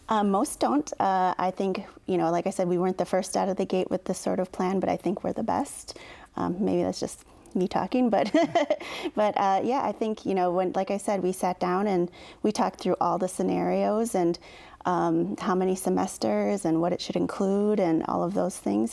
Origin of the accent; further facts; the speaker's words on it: Oneida Indian Reservation, Wisconsin, United States; I grew up on the Oneida Indian Reservation.